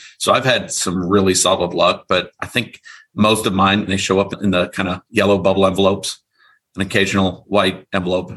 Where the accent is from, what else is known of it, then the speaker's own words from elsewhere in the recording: eastern Iowa, United States; I grew up in Iowa, right in the middle of the country. I was on the eastern part of Iowa.